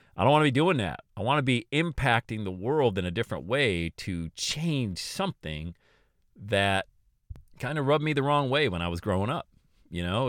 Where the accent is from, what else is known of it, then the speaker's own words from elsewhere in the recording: Bradford, Pennsylvania, United States; moved away as an adult; also born or lived in Florida; I'm leaving Bradford. I'm going, leaving my hometown.